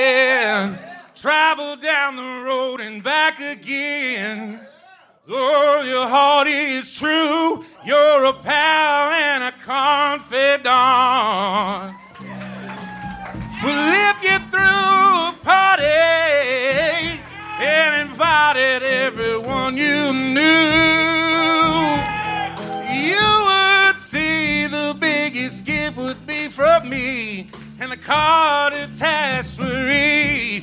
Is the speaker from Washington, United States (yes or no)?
no; Myrtle Beach, South Carolina, United States; Myrtle Beach, South Carolina.